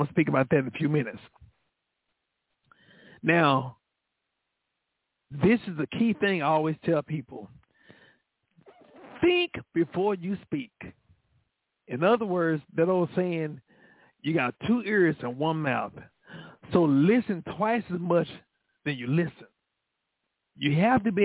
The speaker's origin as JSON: {"language": "English", "town": "Dallas", "region": "Texas", "country": "United States", "said": "I'm from Oak Cliff"}